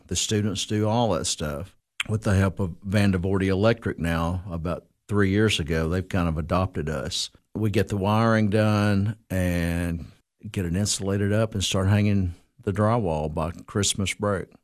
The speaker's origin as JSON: {"language": "English", "town": "Cookeville", "region": "Tennessee", "country": "United States", "tie": "born or raised there", "said": "I am from Cookville, uh, Putnam County. Uh, been here all my life"}